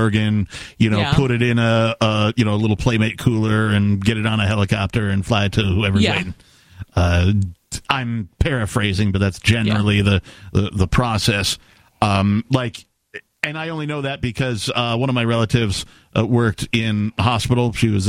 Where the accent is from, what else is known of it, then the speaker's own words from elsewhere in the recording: Wisconsin, United States; I'm from Wisconsin. Don't take my liver, right?